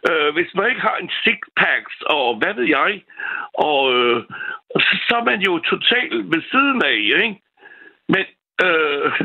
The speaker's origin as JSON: {"language": "Danish", "country": "France", "moved": "yes", "lives_now": "Denmark", "said": "Jeg er franskmand"}